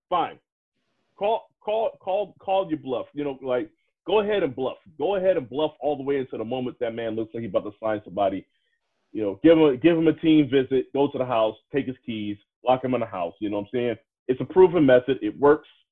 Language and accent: English; DMV, United States; I grew up around Redskins fans and watching them on local TV